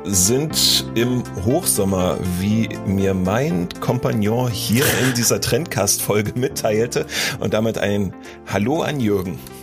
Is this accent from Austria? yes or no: no; East Germany, Germany; hier bei uns im Osten der Republik